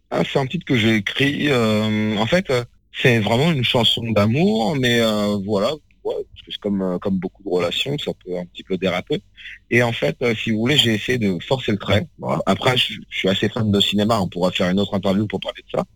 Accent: France; je suis occidental, hein, je suis français, mes parents sont africains

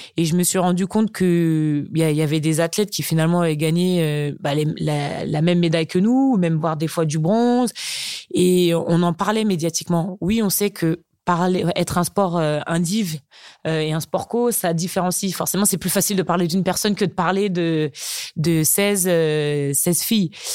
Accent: Chartres, Centre-Val de Loire, France; moi je suis née à Chartres tout simplement parce que mes parents sont arrivés en métropole bien avant. donc moi mes racines, bah c'est Chartres

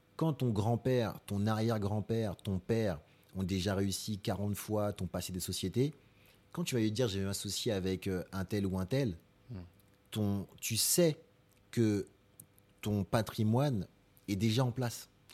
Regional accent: Épinay-sur-Seine, Île-de-France, France; also born or lived in Marie-Galante (ancestry); j'ai grandi à Épinay, mm. Épinay-sur-Seine, dans 93

